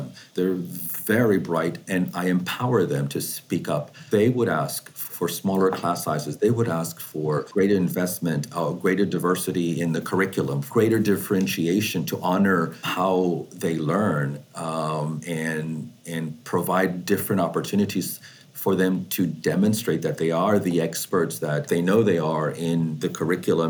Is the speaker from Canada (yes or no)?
no; Mexico; now in Houston, United States; I am an immigrant from Mexico, but now I'm a citizen.